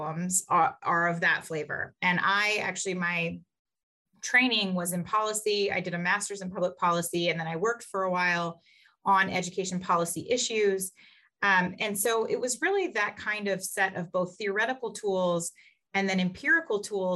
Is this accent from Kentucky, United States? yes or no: yes; Kentucky, United States; moved away as an adult; now in Notre Dame, United States; I grew up in Kentucky, which some people consider Midwest, some people consider South, has a little bit of both